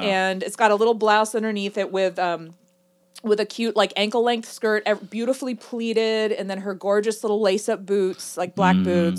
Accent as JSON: {"language": "English", "country": "United States", "said": "What I guess to me as an American, I think everyone in Paris is just amazing."}